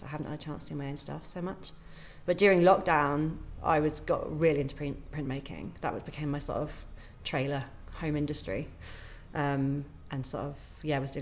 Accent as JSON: {"language": "English", "town": "Great Witchingham", "region": "East of England", "country": "United Kingdom", "tie": "born or raised there", "also_born_or_lived": "Bristol", "moved": "yes", "lives_now": "Radstock, United Kingdom", "said": "I'm from Norfolk. I'm a Norfolk girl."}